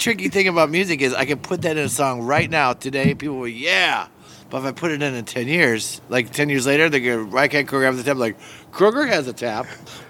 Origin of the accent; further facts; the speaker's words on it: Milwaukee, Wisconsin, United States; now in Atlanta, United States; I grew up in Milwaukee